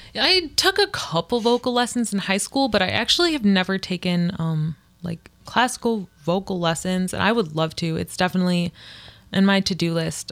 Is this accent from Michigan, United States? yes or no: yes; Livonia, Michigan, United States; also born or lived in Hamtramck; now in Ypsilanti, United States; I grew up like in Livonia